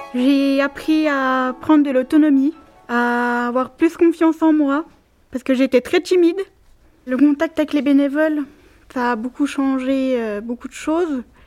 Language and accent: French; Brazil; French is a second language; moved away as an adult; now in France; j'ai 23 ans et je suis brésilienne